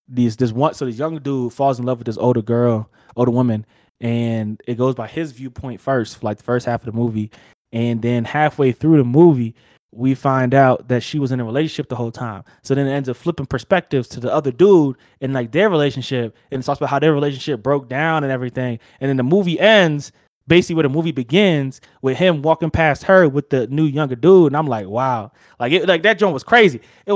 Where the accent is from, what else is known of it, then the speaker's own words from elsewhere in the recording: New Jersey, United States; accent: Jersey; now in Colorado, United States; My Jersey accent